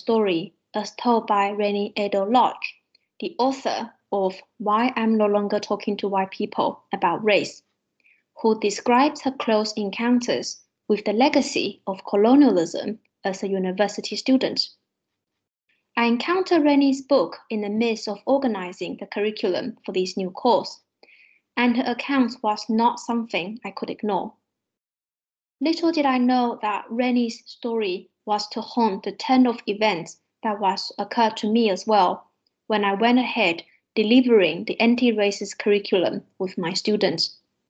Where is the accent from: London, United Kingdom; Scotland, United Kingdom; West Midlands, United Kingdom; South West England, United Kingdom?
London, United Kingdom; a million miles away from my life as a young Black girl growing up in North London